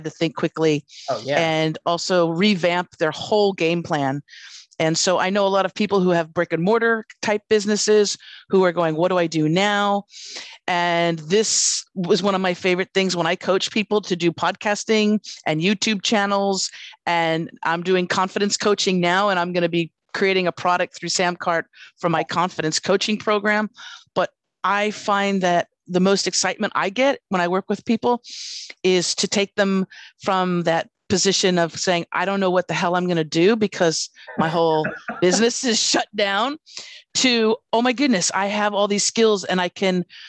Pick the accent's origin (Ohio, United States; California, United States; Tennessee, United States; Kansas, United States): California, United States; Los Angeles; moved away as an adult; now in Australia; I'm a Californian born and raised in Los Angeles